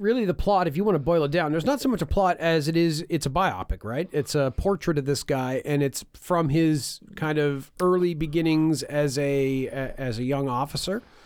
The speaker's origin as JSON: {"language": "English", "town": "River Hebert", "region": "Nova Scotia", "country": "Canada", "tie": "born or raised there", "said": "my hometown of River Habart"}